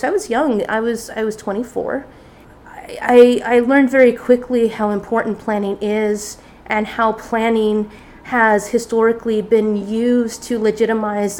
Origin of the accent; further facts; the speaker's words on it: near the Salton Sea, California, United States; moved away as an adult; also born or lived in Long Beach, California / Oregon / San Diego, California; the Salton Sea was about 5 miles from where I used to live.